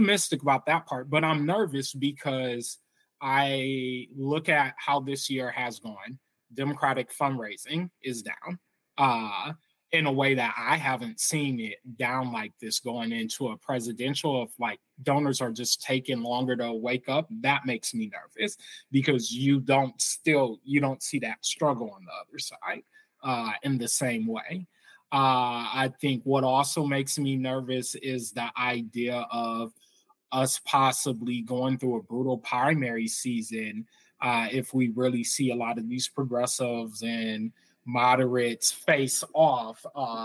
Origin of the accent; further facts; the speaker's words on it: Michigan, United States; my home state of Michigan